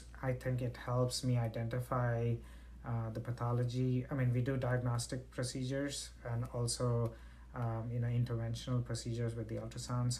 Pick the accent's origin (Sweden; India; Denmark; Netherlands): India; moved away; I'm originally from India